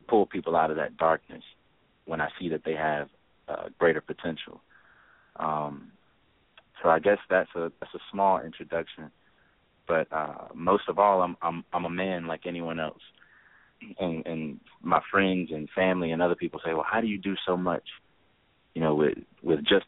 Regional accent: Memphis, Tennessee, United States; I'm a Memphian

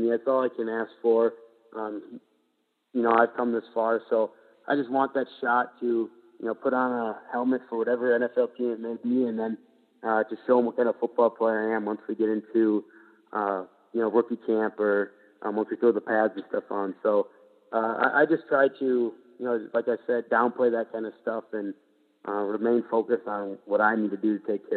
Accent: Minnesota, United States; I've been living here for 22 years

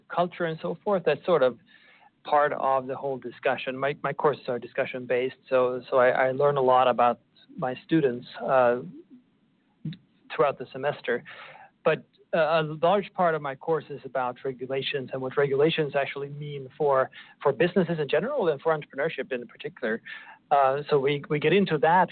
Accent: Sweden; moved away as an adult; now in Oklahoma, United States; I'm originally from Sweden

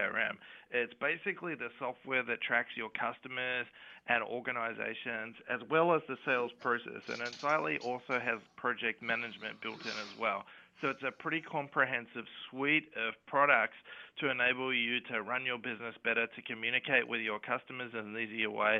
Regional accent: Perth, Western Australia, Australia; moved away as an adult; now in San Francisco, United States; I grew up in Perth in Western Australia, which you can probably tell by my accent

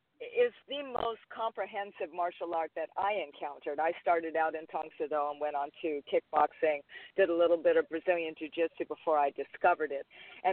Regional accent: Hawaii, United States; When it came to Lily, even though I'm Hawaiian, she's not.

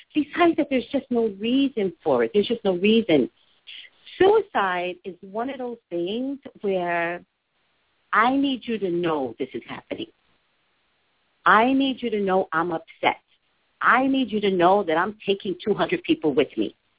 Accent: the Valley, California, United States; also born or lived in Los Angeles; I'm from the Valley. I'm from California

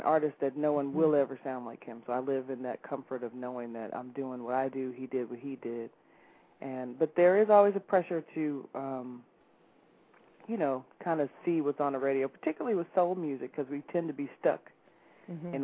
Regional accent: Chicago, Illinois, United States; I'm a musician from Chicago

